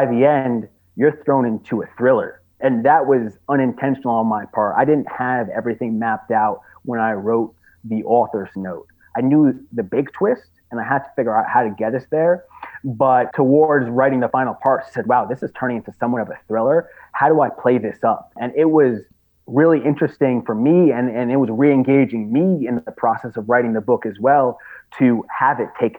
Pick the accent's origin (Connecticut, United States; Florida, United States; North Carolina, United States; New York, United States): New York, United States; Long Island; moved away as an adult; also born or lived in Bed-Stuy, Brooklyn; I'm originally from Long Island, even though I have lived in Bed-Stuy a couple times